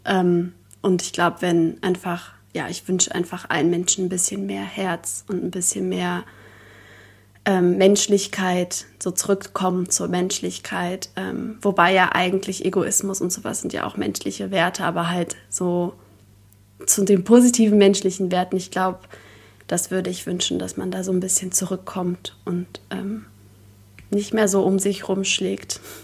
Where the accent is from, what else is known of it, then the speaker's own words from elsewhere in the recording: Berlin, Germany; Berlin, glaube ich, weil ich bin hier geboren worden. Ähm, ja, ich bin hier aufgewachsen